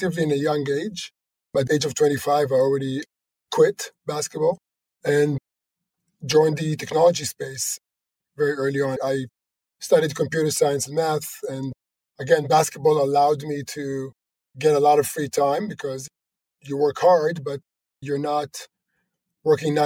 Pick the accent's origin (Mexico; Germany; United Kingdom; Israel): Israel; Jerusalem, Jerusalem District; moved away as an adult; also born or lived in Silicon Valley; I was born in Israel, in Jerusalem.